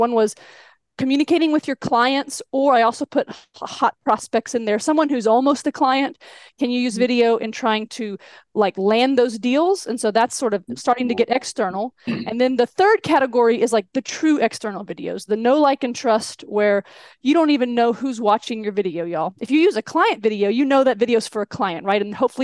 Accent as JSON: {"language": "English", "region": "Texas-Mexico border", "country": "United States", "tie": "born or raised there", "moved": "yes", "said": "I grew up on the Texas border, Mexico-Texas border. So I got the y'all authentically. And now I'm back"}